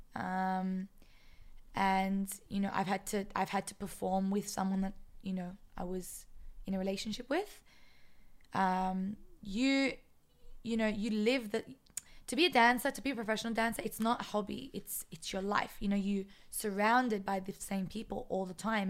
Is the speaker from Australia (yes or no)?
yes; Sydney, New South Wales, Australia; now in Israel; I'm from Sydney